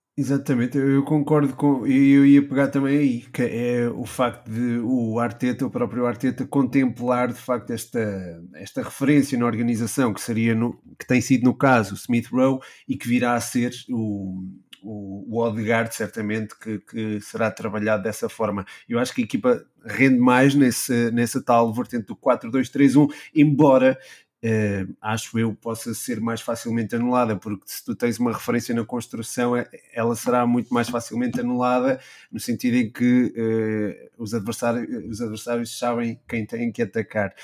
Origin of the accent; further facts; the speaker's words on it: Portugal; Nós que somos portugueses